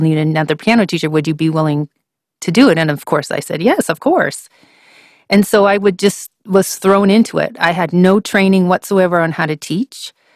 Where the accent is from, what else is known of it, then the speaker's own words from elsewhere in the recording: Vancouver, British Columbia, Canada; moved away as an adult; also born or lived in Washington State / Alpharetta, Georgia; I grew up in Vancouver, Canada